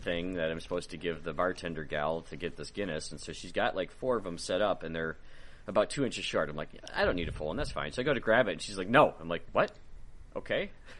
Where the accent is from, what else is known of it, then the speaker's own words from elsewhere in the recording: United States; Being an American